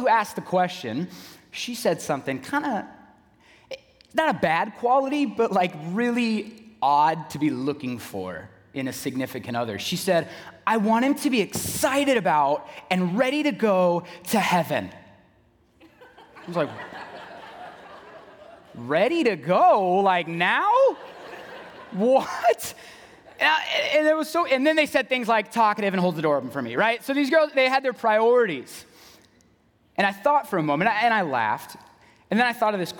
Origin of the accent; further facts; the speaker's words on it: San Diego, California, United States; moved away as an adult; also born or lived in Knoxville, Tennessee; now in Waukesha, United States; Originally, I'm from San Diego, California